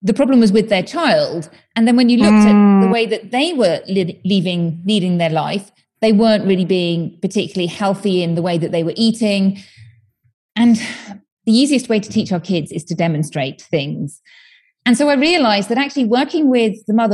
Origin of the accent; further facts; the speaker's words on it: United Kingdom; moved away as an adult; now in Spain; I'm from the UK, as you may tell from my accent